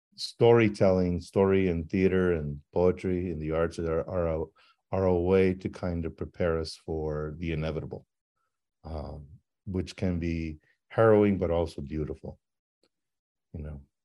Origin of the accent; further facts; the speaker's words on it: El Paso, Texas, United States; growing up in El Paso